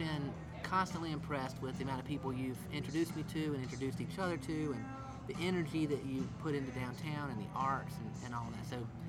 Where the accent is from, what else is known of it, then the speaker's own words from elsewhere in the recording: Rock Hill, South Carolina, United States; moved away as an adult; also born or lived in Asheville; I grew up in Rock Hill.